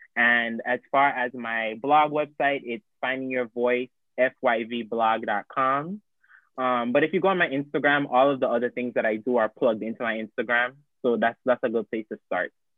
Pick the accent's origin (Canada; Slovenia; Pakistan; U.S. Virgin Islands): U.S. Virgin Islands; moved away; I'm originally from St. Thomas